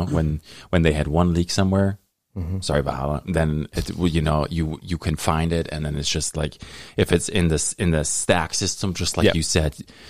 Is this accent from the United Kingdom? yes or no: no; Germany; now in Thunder Bay, Canada; I grew up in Germany.